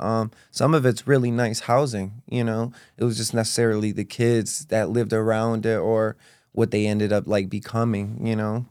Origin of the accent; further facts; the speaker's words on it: East Hartford, Connecticut, United States; also born or lived in Rockville, Connecticut / Manchester, Connecticut; going to school in, um, elementary school in East Hartford, Connecticut.